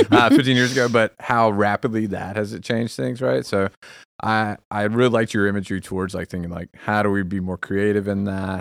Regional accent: Texas, United States; moved away as an adult; now in Bay Area, United States; as a Texan in the area.

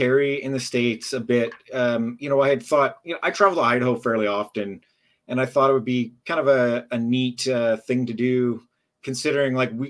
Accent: Canada; Does it apply to me as a Canadian who's visiting, a non-resident, right?

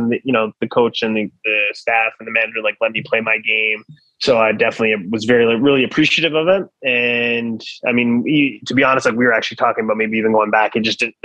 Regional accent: Ottawa, Ontario, Canada; moved away as an adult; also born or lived in France; I was from Ottawa

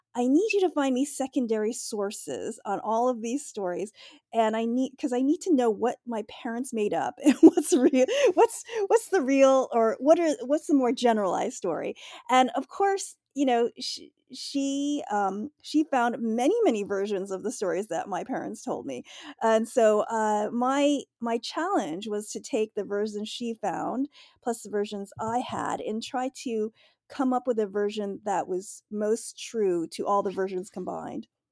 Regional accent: United States; I'm Asian, obviously, but I was born here in the United States

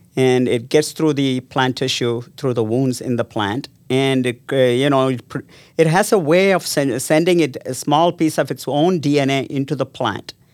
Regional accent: South India, India; moved away as an adult; also born or lived in Las Cruces, New Mexico, United States; now in Ames, United States; I grew up in South India

